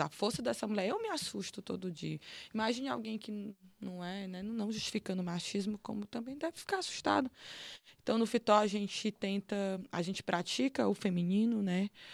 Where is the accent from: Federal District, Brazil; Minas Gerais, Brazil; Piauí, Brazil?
Piauí, Brazil; Teresina; moved away; also born or lived in Fortaleza, Ceará; Mas eu fui criada no Piauí, em Teresina